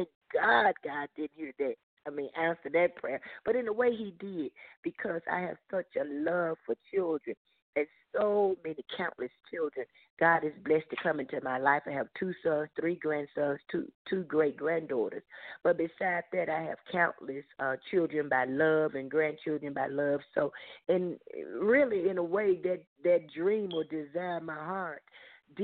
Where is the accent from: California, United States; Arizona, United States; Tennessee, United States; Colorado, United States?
Tennessee, United States; Memphis; I grew up in the South in the city of Memphis, the state of Tennessee